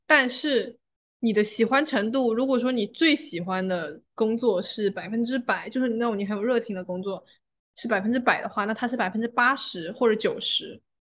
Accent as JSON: {"language": "Chinese", "region": "Fujian", "country": "China", "said": "茶的地位在我们福建人心中这么高"}